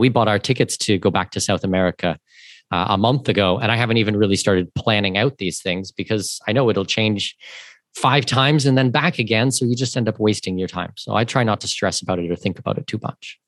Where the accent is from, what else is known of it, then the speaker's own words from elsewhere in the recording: southwestern Ontario, Canada; moved away as an adult; now in Panama City, Panama; I'm Canadian. I was born and raised in southwestern Ontario